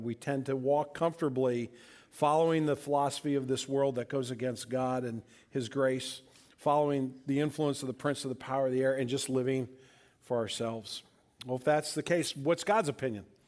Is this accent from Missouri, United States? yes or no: yes; St. Louis, Missouri, United States; my sister and I grew up here in St. Louis